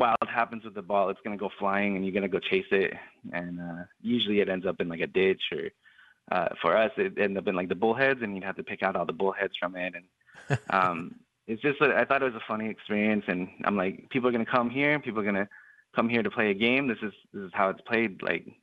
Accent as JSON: {"language": "English", "town": "Holbrook", "region": "Arizona", "country": "United States", "tie": "born or raised there", "moved": "yes", "said": "my hometown in this one. So I'm from Holbrook originally, Holbrook, Arizona, border town."}